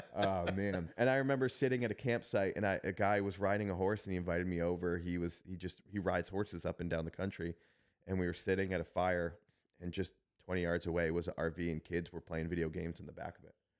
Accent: Worcester, Massachusetts, United States; now in Niceville, United States; I got to walk through my hometown

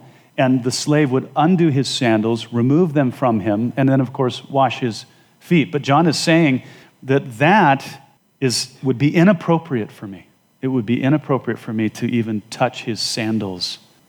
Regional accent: Wyoming, United States; moved away; As you know, I came from Wyoming and I lived at 7,000 feet. We couldn't grow much of anything.

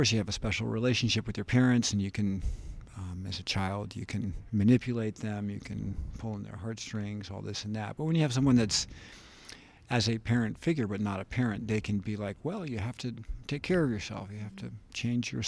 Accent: San Francisco, California, United States; I was born in San Francisco

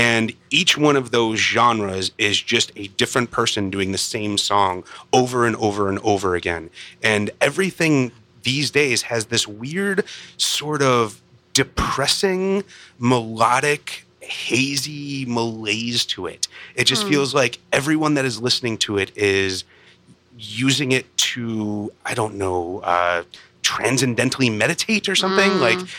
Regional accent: Chicago, Illinois, United States; Outside of Chicago.

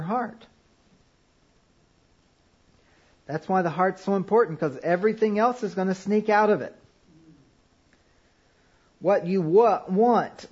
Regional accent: Kentucky, United States; I grew up in Kentucky

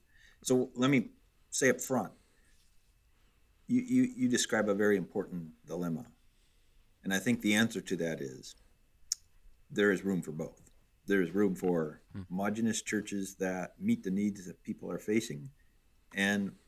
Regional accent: Minnesota, United States; born or raised there; moved away as an adult; also born or lived in Detroit, Michigan; now in Chicago, United States

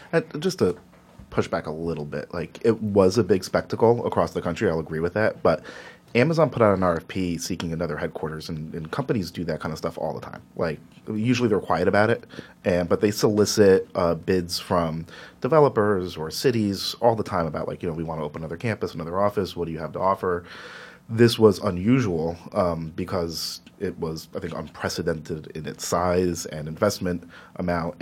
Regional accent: Elizabeth, New Jersey, United States; I grew up in Elizabeth, right next door to Newark

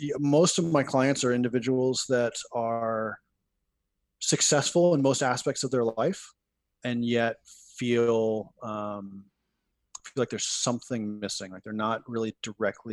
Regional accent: Morristown, New Jersey, United States; I grew up in Morristown, New Jersey

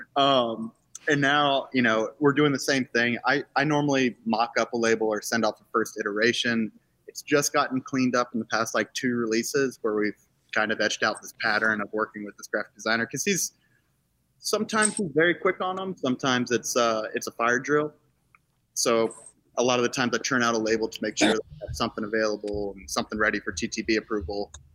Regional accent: Charlottesville, Virginia, United States; I grew up in Charlottesville

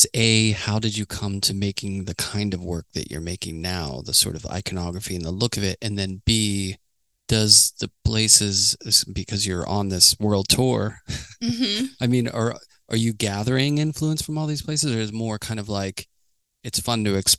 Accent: East Coast, United States; I'm from the East Coast

